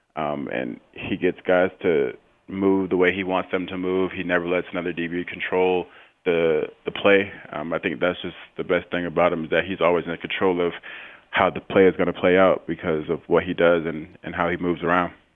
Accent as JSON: {"language": "English", "town": "St. Petersburg", "region": "Florida", "country": "United States", "tie": "born or raised there", "also_born_or_lived": "Tampa, Florida", "said": "I'm from Saint Petersburg, Florida"}